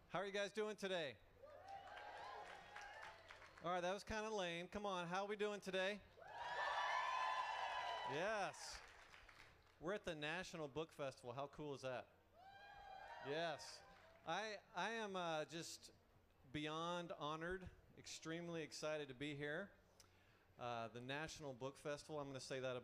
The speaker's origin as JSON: {"language": "English", "town": "Atlanta", "region": "Georgia", "country": "United States", "tie": "born or raised there", "said": "I was born in Atlanta, Georgia"}